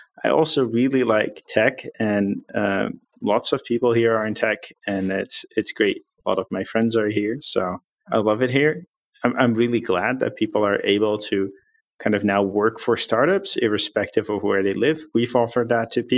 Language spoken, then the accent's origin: English; Netherlands; moved away; I'm from the Netherlands.